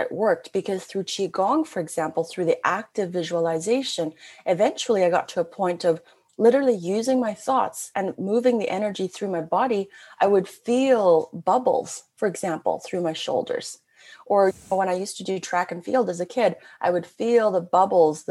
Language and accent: English; Canada; I'm a Canadian. I've always been very international